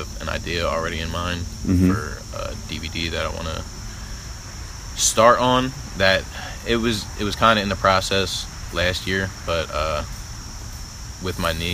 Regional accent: New Jersey, United States; I'm from South Jersey.

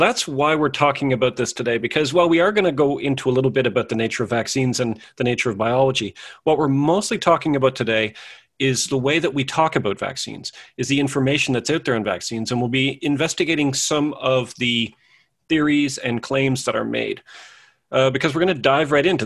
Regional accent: Canada; I was born in Canada sometime in the mid-70s.

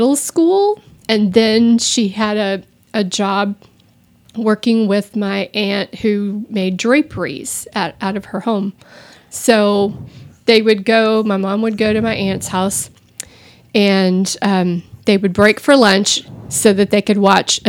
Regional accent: Austin, Texas, United States; I grew up in Austin

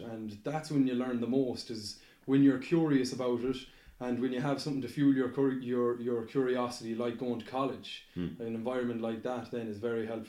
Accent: Southeast County Mayo, Connacht, Ireland; my own village there where I'm from in Southeast County Mayo

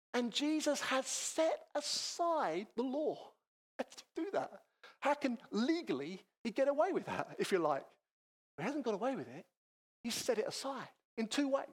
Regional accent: Chatham, South East England, United Kingdom; also born or lived in Manchester; I grew up in Chatham in North Kent, not too many miles from here, but I wasn't born in Kent. I'm a Mancunian.

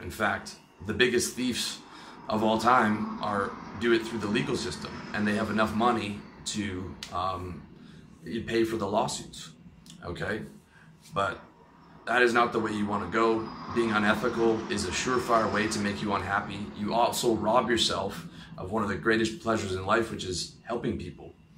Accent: Canada; I'm Canadian

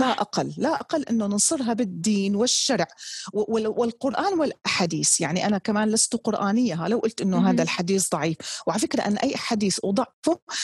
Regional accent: Damascus, Damascus Governorate, Syria; now in Jeddah, Saudi Arabia; كوني نشات في دمشق

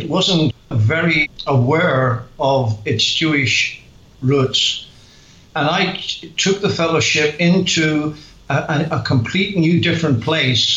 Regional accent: Belfast, Northern Ireland, United Kingdom; accent: Northern Irish; moved away as an adult; now in England; I am from Belfast and very familiar with the Belfast Christian Circle

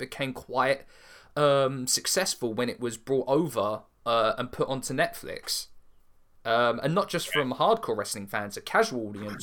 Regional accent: United Kingdom; for us as British fans

